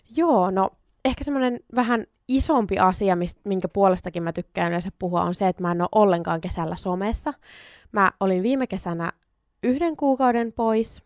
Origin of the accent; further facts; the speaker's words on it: Sonkajärvi, North Savo, Finland; also born or lived in Oulu; now in Kuopio, Finland; mä oon syntynyt Oulussa ja sit mä oon noin 10-vuotiaana muuttanut Sonkajärvelle ja se on mulle tosi tosi rakas kotipitäjä